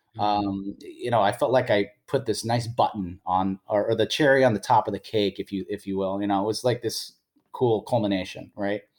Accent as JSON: {"language": "English", "town": "San Francisco", "region": "California", "country": "United States", "tie": "born or raised there", "said": "my hometown of San Francisco."}